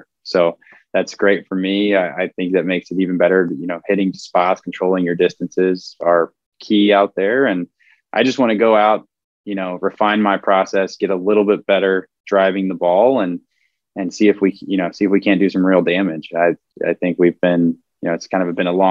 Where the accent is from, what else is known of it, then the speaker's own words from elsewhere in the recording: Houston, Texas, United States; also born or lived in outside Fort Worth, Texas; my hometown